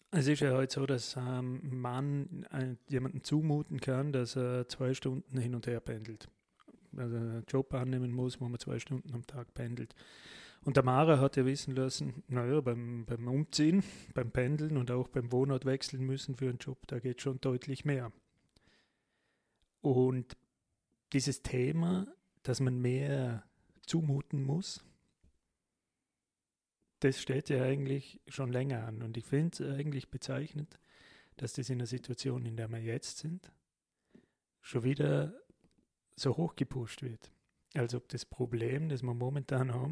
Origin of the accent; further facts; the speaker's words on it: Vorarlberg, Austria; wie man als Vorarlberger so schon sagt